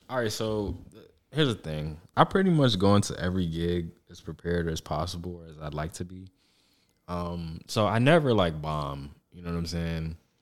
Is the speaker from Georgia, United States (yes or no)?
yes; Atlanta, Georgia, United States; I'm from Atlanta